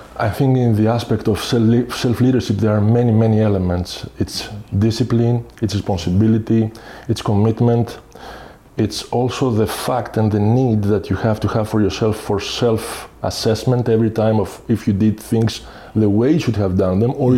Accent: Athens, Attica, Greece; moved away as an adult; also born or lived in Bulgaria / Sweden; now in Belgium; I'm coming from Greece. I'm mm-hmm. Greek, mm-hmm. from Athens. Mm-hmm. Have uh, spent the majority of my time there, meaning I have studied, grew up there

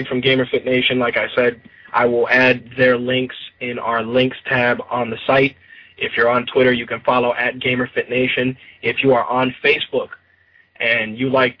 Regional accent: New York City, New York, United States; I grew up in the Bronx

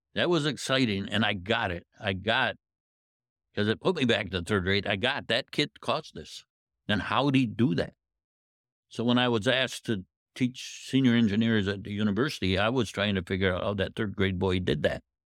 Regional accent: Indiantown, Michigan, United States; I'm from Indian Town, which is, uh, in Saginaw County. I grew up on a farm

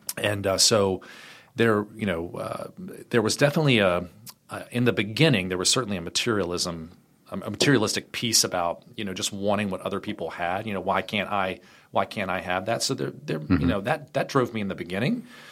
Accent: Richmond, Virginia, United States; I am uh, born and raised in Richmond, Virginia

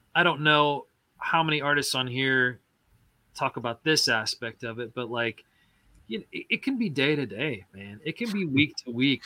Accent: Joplin, Missouri, United States; moved away as an adult; now in Nashville, United States; my hometown was, uh, Joplin

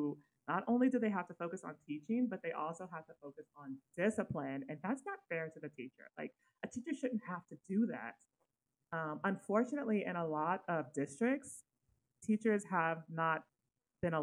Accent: Sacramento, California, United States; I grew up in Sacramento, California.

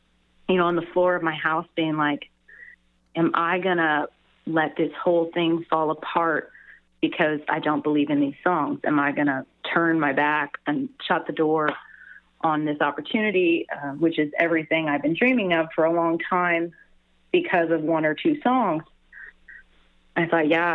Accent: Canada; moved away as an adult; now in Nashville, United States; a Canadian musician in Nashville

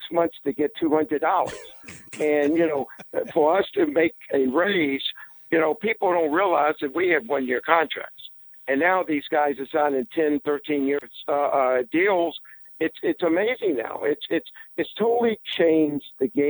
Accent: Atlanta, Georgia, United States; I'm from Atlanta, Georgia. I was born many years ago

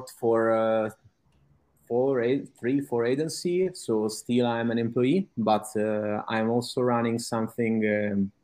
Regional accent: Italy; English is a second language; I'm from Italy and I live in Italy

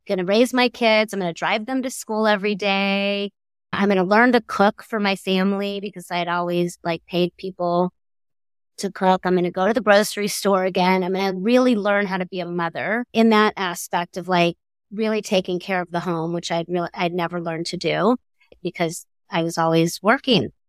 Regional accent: Miami, Florida, United States; I grew up in Miami

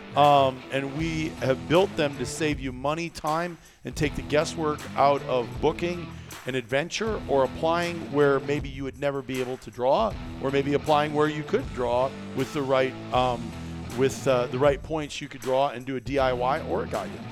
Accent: Midwest, United States; we're from the Midwest

